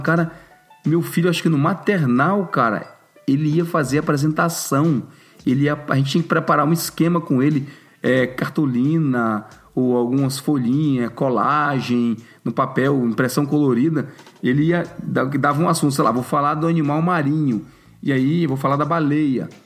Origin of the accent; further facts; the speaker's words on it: Brazil; moved away; na minha época de estudante no Brasil